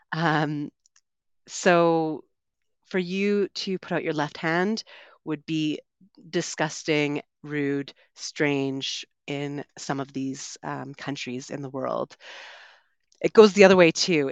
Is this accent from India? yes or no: no; Vancouver, British Columbia, Canada; moved away as an adult; also born or lived in London, United Kingdom / São Paulo, Brazil; I'm originally from Canada. I grew up on the West Coast in Vancouver